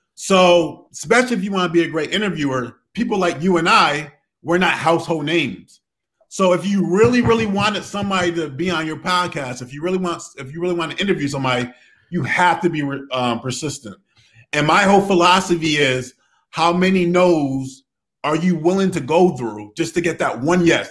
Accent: Connecticut, United States; also born or lived in Providence, Rhode Island

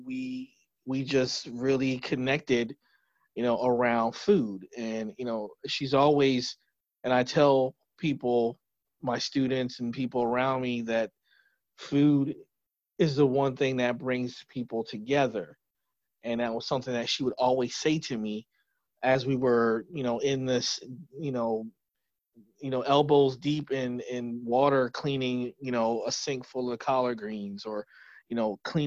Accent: New Jersey, United States; born and raised in New Jersey

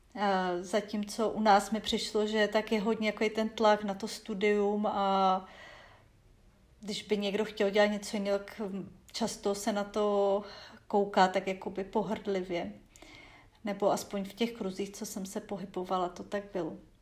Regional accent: Czechia; also born or lived in Arkansas, United States; u nás

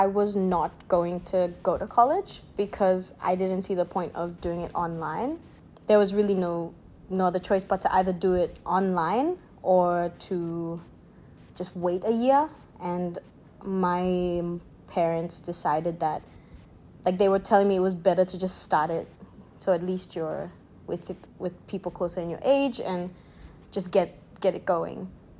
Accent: Papua New Guinea; also born or lived in Philippines; Okay, so I am Papua New Guinean. I was born in Papua New Guinea. It's the small island country right above Australia.

